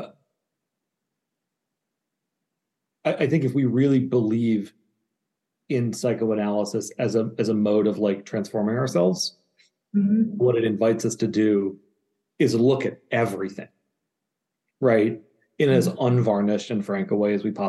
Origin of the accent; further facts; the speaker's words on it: Cambridge, Massachusetts, United States; I grew up in Cambridge, Massachusetts, like literally trick-or-treating at analysts' houses